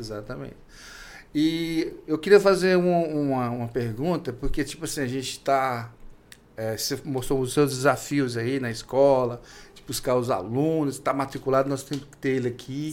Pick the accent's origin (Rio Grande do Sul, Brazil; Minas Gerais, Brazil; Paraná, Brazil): Minas Gerais, Brazil; now in Tocantins, Brazil; eu sou de Minas Gerais